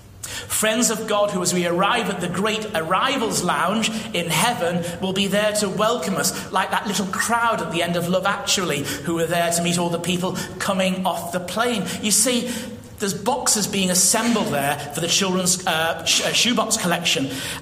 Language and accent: English; United Kingdom; I'm British, okay, through the electronic gates, just, and you're in.